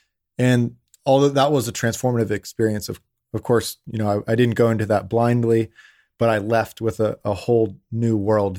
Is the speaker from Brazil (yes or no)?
no; Pittsburgh, Pennsylvania, United States; So, I mean, I grew up in Pittsburgh, Pennsylvania. That's where I'm from.